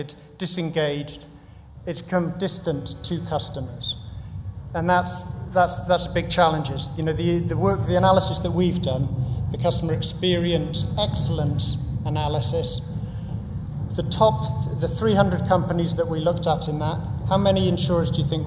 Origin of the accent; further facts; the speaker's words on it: Cardiff, Wales, United Kingdom; moved away; I went back to my hometown, Cardiff